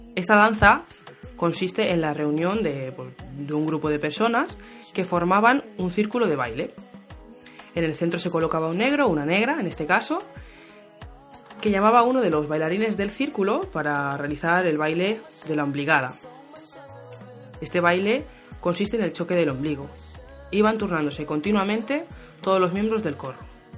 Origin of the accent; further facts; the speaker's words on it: Spain; Soy española, pero tengo raíces caboverdianas.